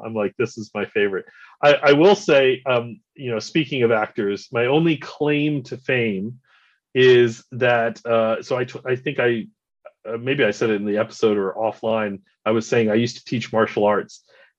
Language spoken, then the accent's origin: English; Agoura Hills, California, United States; moved away as an adult; now in Japan; my hometown is where they live. They live in a place called Agoura Hills, California.